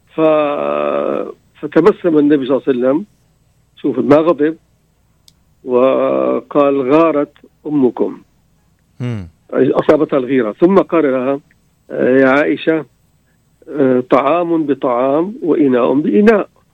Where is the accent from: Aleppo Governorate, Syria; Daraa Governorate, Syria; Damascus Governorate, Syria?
Damascus Governorate, Syria; Damascus; انا من من دمشق آه، في يعني حي لليهود حي الامين